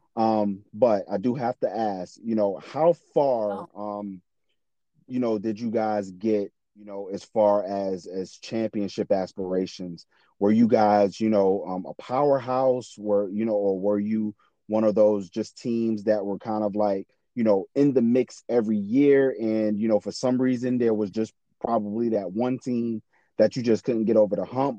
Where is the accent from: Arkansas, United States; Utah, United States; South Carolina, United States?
South Carolina, United States; I'm from South Carolina